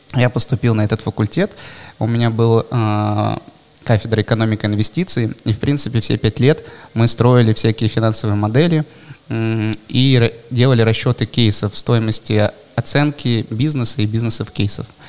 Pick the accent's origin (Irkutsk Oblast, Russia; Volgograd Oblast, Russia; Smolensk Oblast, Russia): Irkutsk Oblast, Russia; Bratsk; moved away; also born or lived in Moscow; Я все детство прожил в Иркутской области. Есть такой э, город Братск.